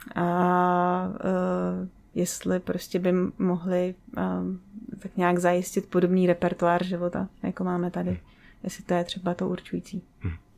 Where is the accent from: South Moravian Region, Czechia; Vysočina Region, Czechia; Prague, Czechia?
Vysočina Region, Czechia; Třebíč; jako malá jsem spíš chodila s tátou na hvězdárnu u nás v Třebíči, já jsem z Třebíče